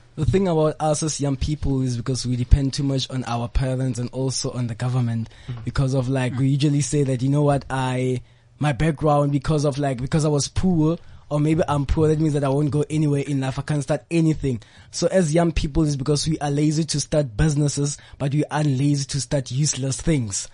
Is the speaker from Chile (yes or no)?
no; Rustenburg, North West, South Africa; I'm from the Platinum Province. I'm from the Northwest Province and Rustenburg